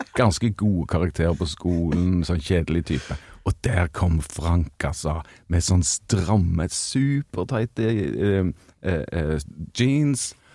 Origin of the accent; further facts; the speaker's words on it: Stavanger, Rogaland, Norway; hadde vi hjemme i Stavanger stavanger Stavangerensemblet